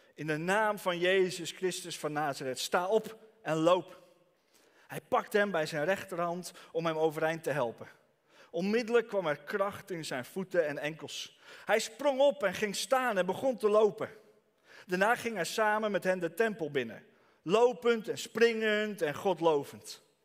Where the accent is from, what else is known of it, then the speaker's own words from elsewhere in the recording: Franeker, Friesland, Netherlands; Ik kom uit Franeker.